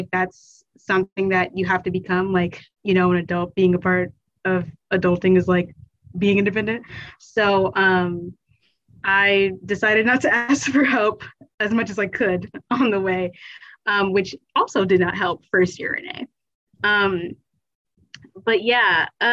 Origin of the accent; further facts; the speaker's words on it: Chesterfield County, Virginia, United States; I am from Chesterfield County in Virginia